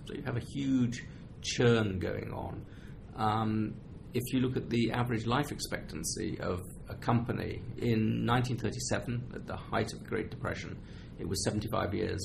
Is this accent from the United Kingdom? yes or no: yes; England, United Kingdom; as an English person.